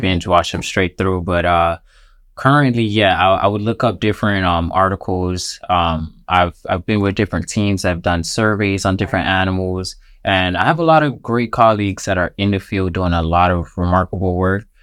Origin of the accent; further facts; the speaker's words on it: Miami, Florida, United States; also born or lived in Jamaica; I was born here in Miami